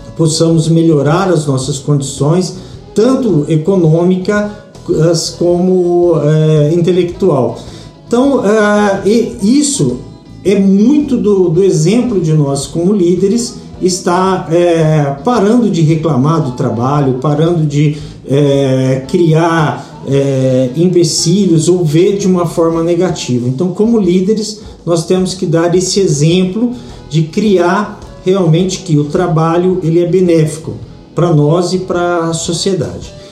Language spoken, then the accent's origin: Portuguese; Brazil; nós brasileiros